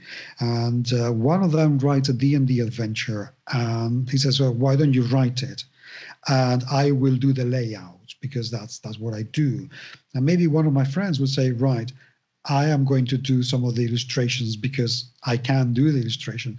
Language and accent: English; Spain; English is a second language; I'm Spanish